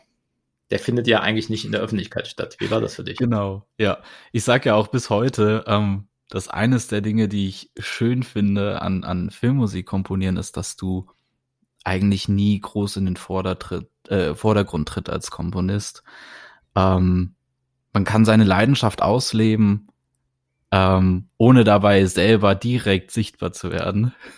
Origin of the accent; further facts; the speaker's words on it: Germany; moved away; ich bin aus Deutschland